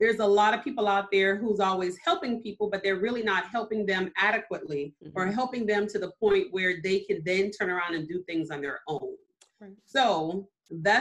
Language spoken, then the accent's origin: English; Mount Pleasant, South Carolina, United States; also born or lived in Germany; I was actually born in Germany because I have military parents, but I was raised here in Mount Pleasant specifically since I was 4 months old